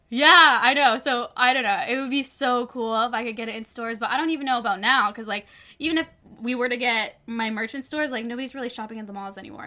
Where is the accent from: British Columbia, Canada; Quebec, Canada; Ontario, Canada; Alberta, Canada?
Ontario, Canada; Toronto; moved away as an adult; now in Los Angeles, United States; my hometown Toronto